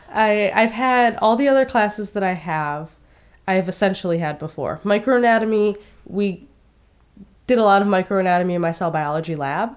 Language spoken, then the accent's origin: English; Westland, Michigan, United States; moved away as an adult; also born or lived in Marietta, Ohio; I am from Westland, Michigan, which is right around Detroit